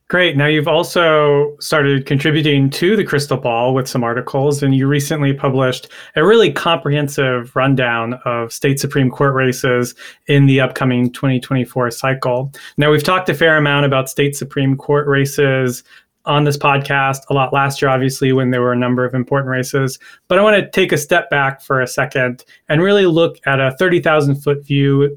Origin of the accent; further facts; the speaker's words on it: North Carolina, United States; North Carolina is my home state